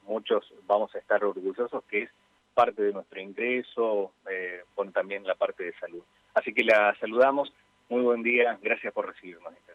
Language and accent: Spanish; Vera, Santa Fe, Argentina